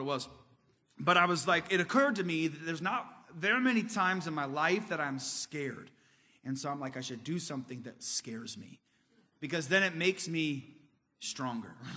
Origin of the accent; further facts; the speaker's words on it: Indiana, United States; I'm from Indiana